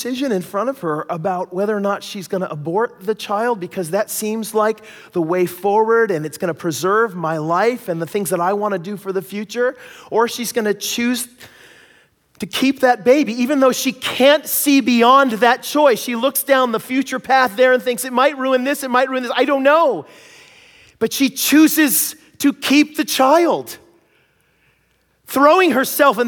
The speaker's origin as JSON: {"language": "English", "town": "Seattle", "region": "Washington", "country": "United States", "tie": "born or raised there", "moved": "yes", "lives_now": "Abbotsford, Canada", "said": "I grew up in Seattle"}